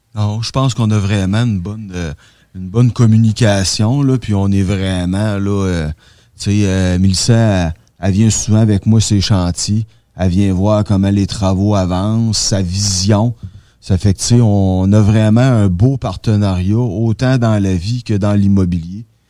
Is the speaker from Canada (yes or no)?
yes; Rivière-du-Loup, Quebec, Canada; moved away as an adult; now in Rimouski, Canada; je suis originaire de Rivière-du-Loup.